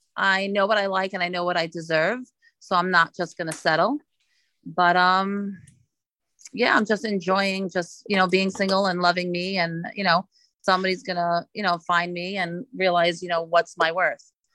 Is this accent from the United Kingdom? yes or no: no; New York City, New York, United States; moved away as an adult; now in West Palm Beach, United States; I am originally from Brooklyn, New York, but living in South Florida for 17 years.